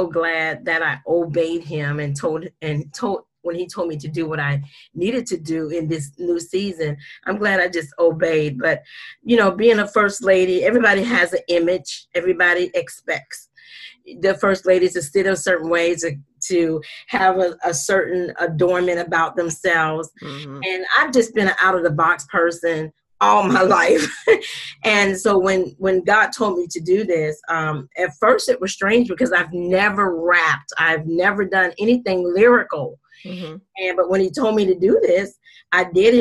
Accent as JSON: {"language": "English", "town": "Jacksonville", "region": "Florida", "country": "United States", "said": "I am from Jacksonville, Florida"}